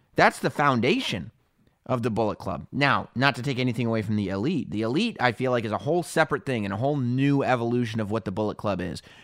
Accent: New York, United States; I'm from New York

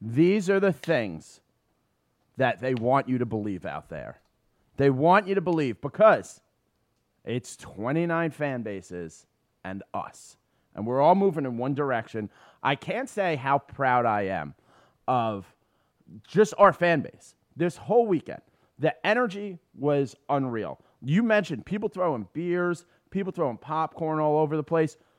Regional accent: New York City, New York, United States; I grew up on City Island

